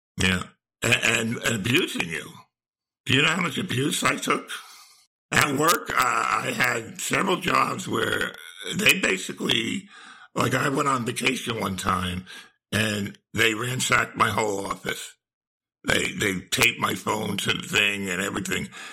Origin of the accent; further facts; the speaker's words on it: New Jersey, United States; moved away as an adult; now in Charleston, United States; I was born and raised in New Jersey